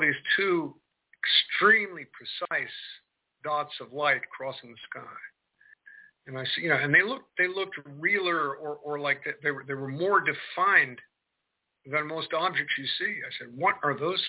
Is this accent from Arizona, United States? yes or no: no; Marin County, California, United States; now in Kentucky, United States; So I'm in Kentucky right now, but I grew up in Marin County, California